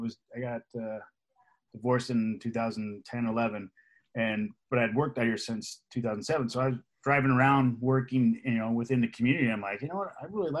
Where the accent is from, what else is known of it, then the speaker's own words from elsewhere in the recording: Los Angeles, California, United States; also born or lived in Van Nuys, California / Woodland Hills, California; now in Thousand Oaks, United States; we were born in Van Nuys, and then we moved out to Canoga Park, West Hills. Lived out there my entire life